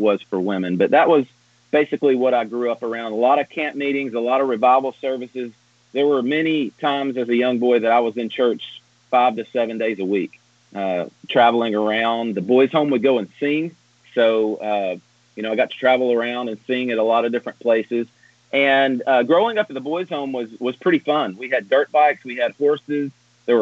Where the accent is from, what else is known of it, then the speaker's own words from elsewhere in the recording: Rock Spring, Georgia, United States; also born or lived in Pensacola, Florida; We were really close in Rock Spring, Georgia to Resaca, Georgia, which was where Sammy Allen, all them were at. So the IFB I was brought up